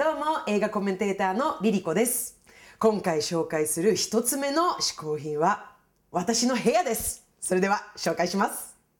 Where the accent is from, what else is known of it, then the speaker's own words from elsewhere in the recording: Stockholm, Stockholm County, Sweden; now in Japan; 私の母国スウェーデン